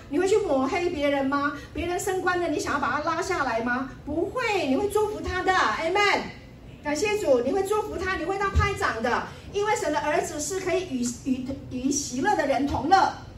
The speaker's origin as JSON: {"language": "Chinese", "country": "Taiwan", "also_born_or_lived": "Taipei", "said": "我们从台湾来的，我们住在台北，哈，那我们家是做什么做什么的"}